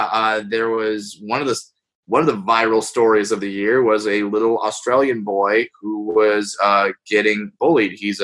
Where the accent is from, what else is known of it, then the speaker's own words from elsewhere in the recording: Southern California, United States; I grew up in Southern California.